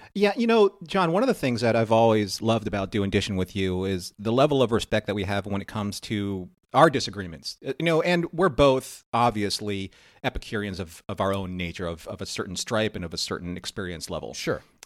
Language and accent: English; California, United States; moved away; I was from California